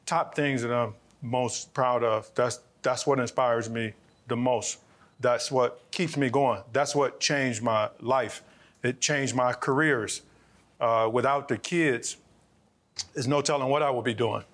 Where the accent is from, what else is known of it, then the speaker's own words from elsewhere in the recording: Cleveland, Ohio, United States; I'm from Cleveland, Ohio. Born and raised in Cleveland, Ohio. I still live in Cleveland, Ohio.